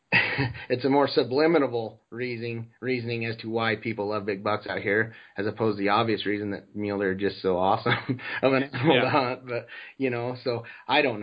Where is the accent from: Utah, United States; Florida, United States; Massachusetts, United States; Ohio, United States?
Utah, United States; Growing up in Utah